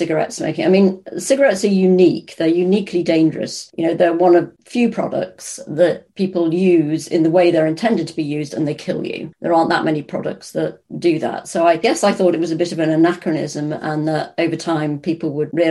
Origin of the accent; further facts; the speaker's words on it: Birkenhead, North West England, United Kingdom; I grew up in Birkenhead in the Wirral